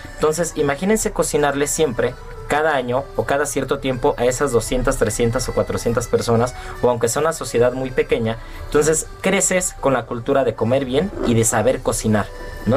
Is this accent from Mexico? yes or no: yes; Mexico